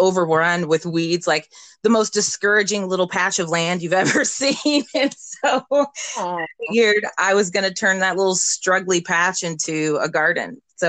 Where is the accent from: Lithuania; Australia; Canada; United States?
United States; Davenport, Iowa; Yeah, so I grew up in the Midwest, in Davenport, Iowa, right on the Mississippi River. It's about 3 hours from Chicago. And the community is very art influential.